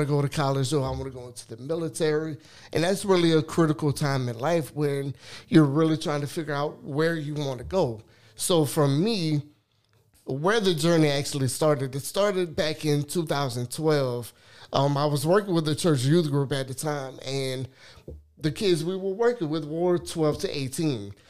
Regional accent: Lafayette, Louisiana, United States; I am born and raised in Lafayette. Actually, grew up on the north side.

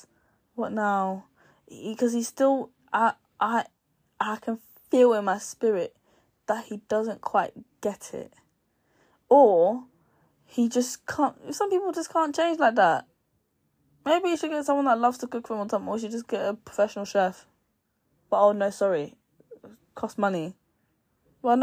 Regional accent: Nigeria; I'm Nigerian

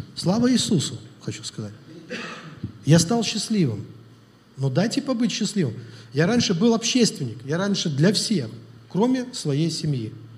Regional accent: Russia; Я тоже из России, из Совка

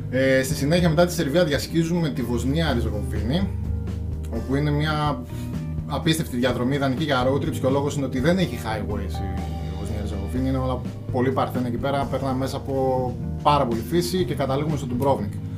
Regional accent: Aridaia, Central Macedonia, Greece; η καταγωγή μου από την Αριδέα. Η Αριδέα βρίσκεται στα ολτρά Πόζαρ για όποιον ξέρει.

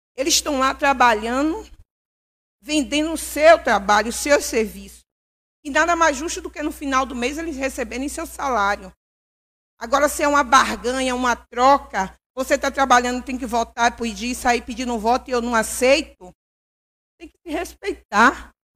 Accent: Governador Mangabeira, Bahia, Brazil

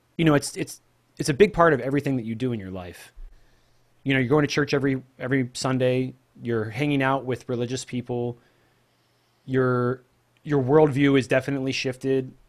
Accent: Pacific Northwest, United States; also born or lived in Oregon / Juarez, Mexico; I'm just a normal guy, normal kid growing up in the Pacific Northwest.

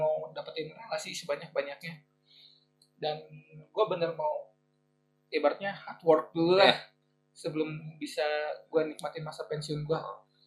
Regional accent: Bandung, West Java, Indonesia; also born or lived in Jakarta / Subang; Merantau ke daerah ibu kota. Gak lama gue balik lagi ke Bandung

